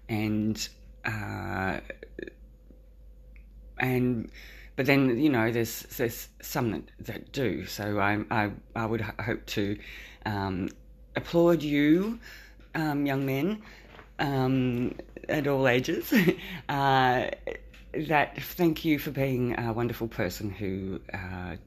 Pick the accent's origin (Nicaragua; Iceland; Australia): Australia; I'm an Australian. I live in a rural town.